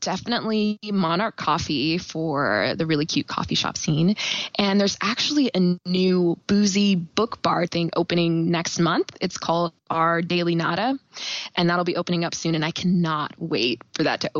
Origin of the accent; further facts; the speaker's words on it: Kansas City, Missouri, United States; also born or lived in Indiana, United States / Nashville, United States; I was born and raised in Kansas City. I went to college in Indiana. And then after that, I moved to Nashville, Tennessee. And then I just wanted to come back home. So I am back in KC.